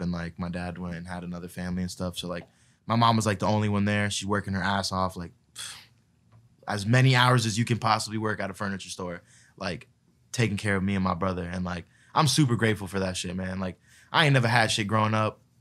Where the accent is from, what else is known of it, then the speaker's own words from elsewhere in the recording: Palm Beach, Florida, United States; I grew up in, like, uh, Palm Beach, which is, like, a smaller